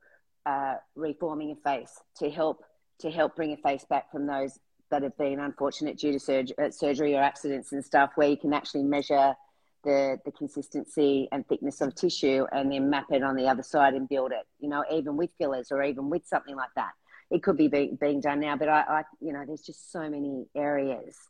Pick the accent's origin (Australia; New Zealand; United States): Australia; being an Australian